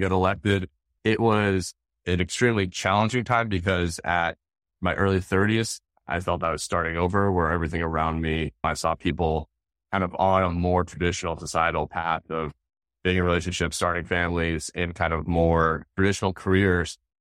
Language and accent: English; Seattle, Washington, United States; growing up in the Northwest, Mount Rainier, and it was been just Seattle area